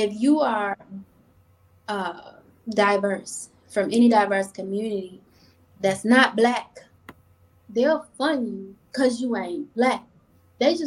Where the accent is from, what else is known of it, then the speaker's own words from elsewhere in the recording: Chicago, Illinois, United States; now in Rochester, United States; I come from Chicago where I was taught growth and development